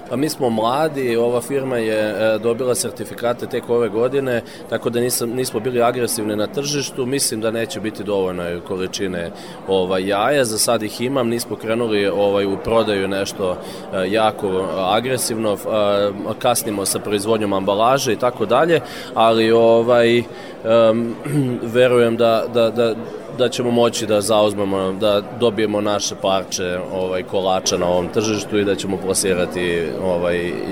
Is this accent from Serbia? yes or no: yes; Serbia